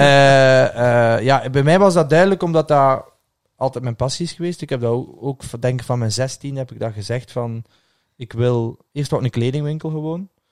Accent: Ghent, Flanders, Belgium; moved away as an adult; now in Brussels, Belgium; Gent, waar ik vandaan kwam

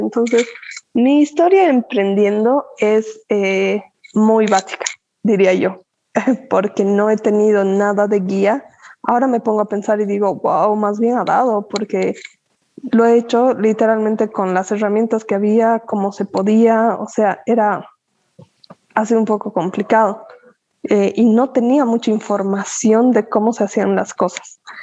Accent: Cochabamba, Bolivia; also born or lived in La Paz; Me considero cochabambina definitivamente porque he vivido toda mi vida aquí, ¿no? me he criado, etcétera, aquí

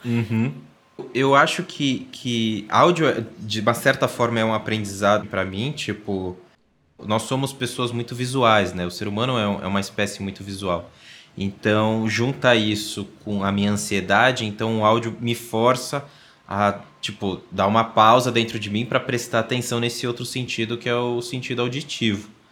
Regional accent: São Paulo, Brazil; sou paulista

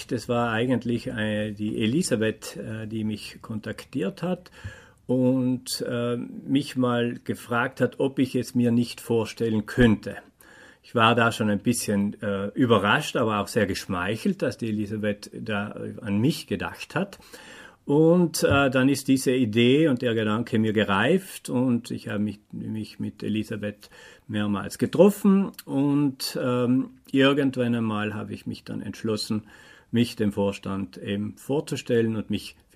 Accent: Bolzano, Trentino-Alto Adige, Italy; ich komme aus Bozen, bin jetzt 47 Jahre alt

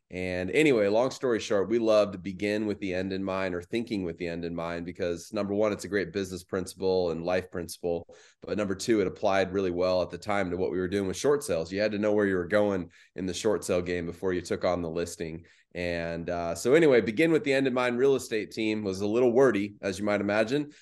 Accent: Phoenix, Arizona, United States; also born or lived in Mesa, Arizona; I grew up in the West Valley, so Phoenix Metro.

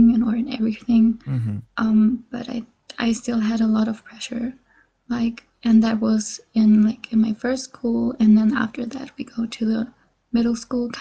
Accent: Germany; English is a second language; I was born and raised in Germany

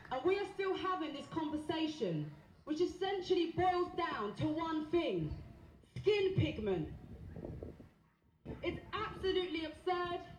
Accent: Essex, East of England, United Kingdom; I grew up in Essex, which struggles to accept diversity

